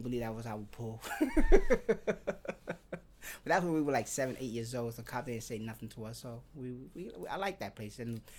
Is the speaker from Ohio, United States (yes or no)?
no; New York City, New York, United States; also born or lived in Dyker Heights, Brooklyn; Yes, I was born in Park Slope, on Fifth Avenue in San Marcos.